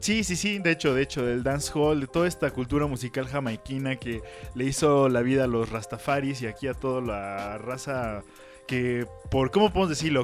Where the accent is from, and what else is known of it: Mexico City, Mexico